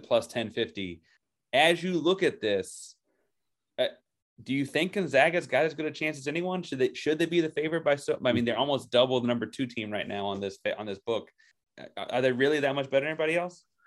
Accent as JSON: {"language": "English", "region": "the South", "country": "United States", "said": "I'm a Southerner"}